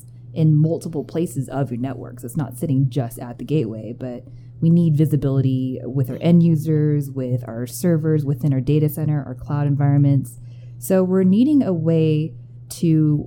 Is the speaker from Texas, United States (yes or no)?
yes; Austin, Texas, United States; moved away as an adult; now in Denver, United States; Born and raised in Austin, Texas